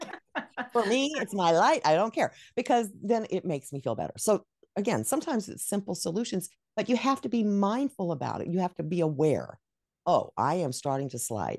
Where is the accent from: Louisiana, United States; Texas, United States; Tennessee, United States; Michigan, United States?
Texas, United States; Dallas; moved away; also born or lived in New Mexico / Rochester, New York; I was raised in Dallas, which, I mean, they have, they had winters back then.